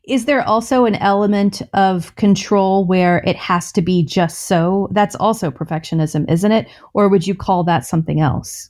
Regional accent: the South, United States; born or raised there

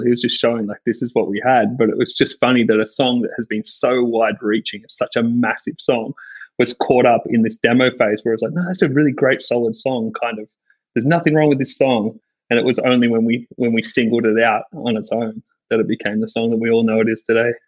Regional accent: Sydney, New South Wales, Australia; I grew up in Sydney um, at Bondi in Bondi Beach

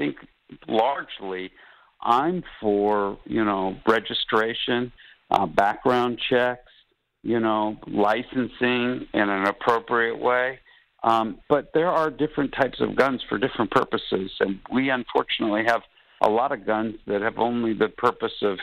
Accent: United States; as an American

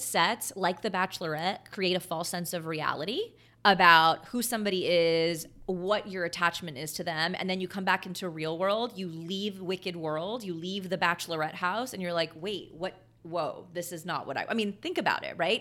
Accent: Texas, United States; I grew up in Texas, like I'm a Walmart girl

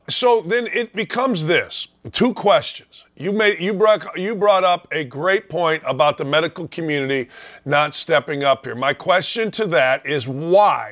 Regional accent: Gary, Indiana, United States; I grew up in Northwest Indiana, Gary, Indiana.

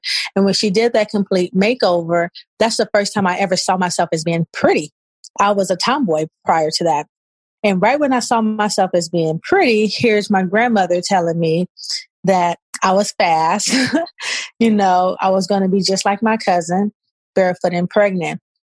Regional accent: Los Angeles, California, United States; I'm originally from South Central LA. I was raised between Crenshaw and Overhill off of Slauson

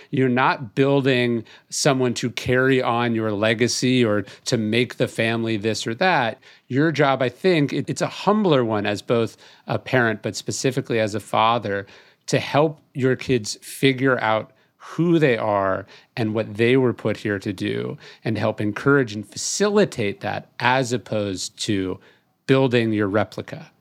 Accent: California, United States; now in Texas, United States; how I grew up in California

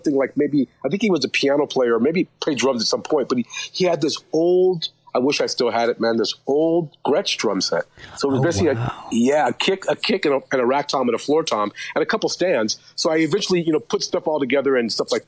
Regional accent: Sacramento, California, United States; I grew up in Sacramento, California

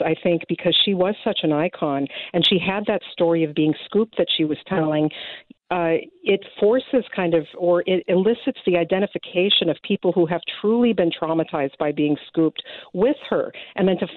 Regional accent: United States; now in Canada; I'm from the U.S.

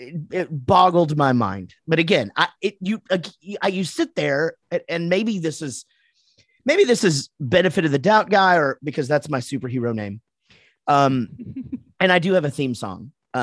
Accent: Wichita Falls, Texas, United States; now in Dallas, United States; I'm from Wichita Falls, Texas, for Christ's sake.

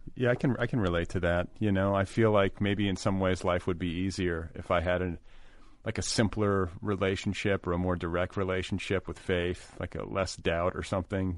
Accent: Indiana, United States; growing up in Indiana

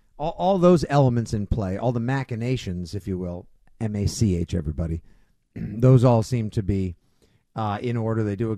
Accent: Braintree, Massachusetts, United States; my hometown of Braintree

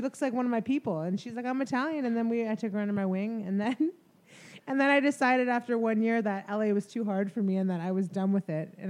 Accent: Canada; moved away; I'm from Canada.

